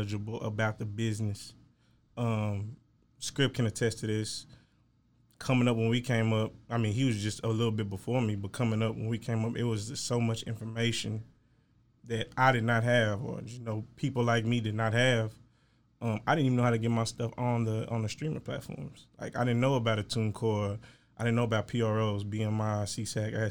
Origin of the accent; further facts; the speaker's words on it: Waco, Texas, United States; now in Dallas, United States; I'm from Waco, Texas